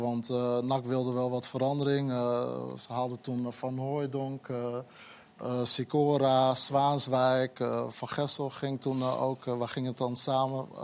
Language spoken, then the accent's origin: Dutch; Groningen, Netherlands; ik kwam ook uit Groningen natuurlijk. Ik kwam ook uit, uit de wijk, parkwijk waar het oude stadion ook nog stond